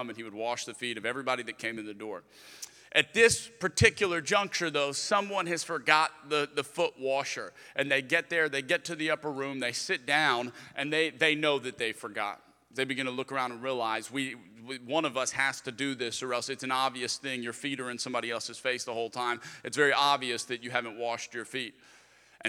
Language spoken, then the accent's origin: English; Lafayette, Louisiana, United States; moved away as an adult; also born or lived in Birmingham; I'm originally from Lafayette, Louisiana, so that was the first church that I was